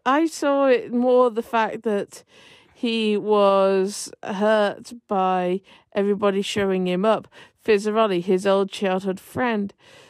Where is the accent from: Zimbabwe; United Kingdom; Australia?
United Kingdom